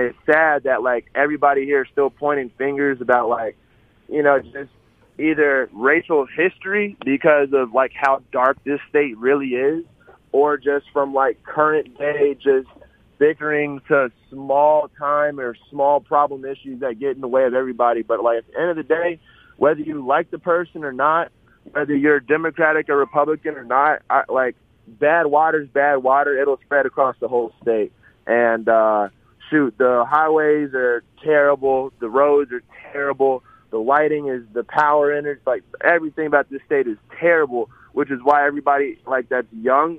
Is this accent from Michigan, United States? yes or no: no; Vicksburg, Mississippi, United States; born there; I wouldn't necessarily claim to be, like, a full-fledged Mississippian, but I was born in Vicksburg, but I've been all over the United States